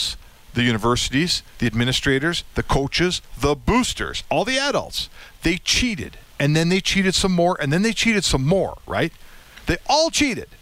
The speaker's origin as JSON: {"language": "English", "country": "Canada", "said": "as a Canadian"}